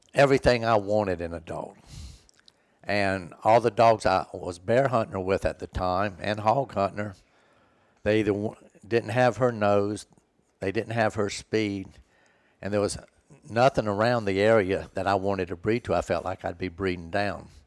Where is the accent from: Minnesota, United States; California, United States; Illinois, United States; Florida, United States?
Florida, United States; Where I grew up in Florida, it was nothing but woods, basically, in our backyard